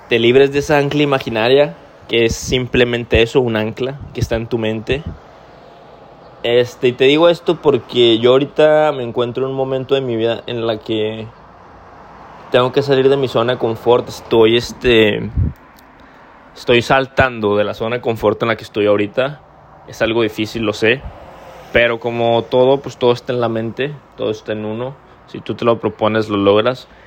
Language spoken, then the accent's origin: Spanish; Mexico; Entonces, por eso te lo digo somos mexicanos, somos chingones, anímate, vente y pues a cumplir tus sueños, güey.